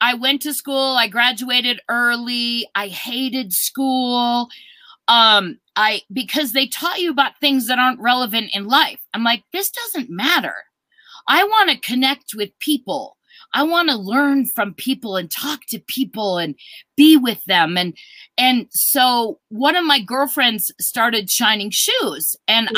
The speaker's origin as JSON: {"language": "English", "region": "Minnesota", "country": "United States", "tie": "born or raised there", "moved": "yes", "said": "I was originally born in Minnesota."}